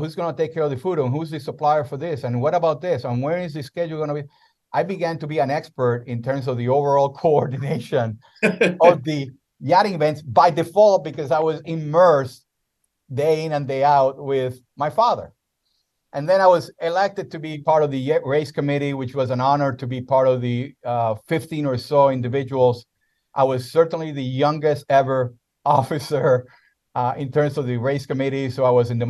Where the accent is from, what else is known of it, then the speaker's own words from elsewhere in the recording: Puerto Rico; first language Spanish; English is a second language; moved away as an adult; also born or lived in South America; now in United States; I was born and raised in Puerto Rico